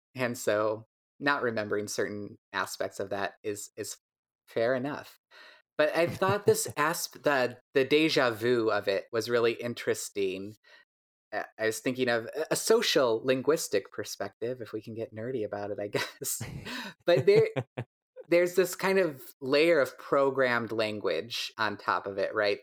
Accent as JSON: {"language": "English", "town": "DeKalb", "region": "Illinois", "country": "United States", "tie": "born or raised there", "lives_now": "Chicago, United States", "said": "I grew up in DeKalb, Illinois, where barbed wire was invented"}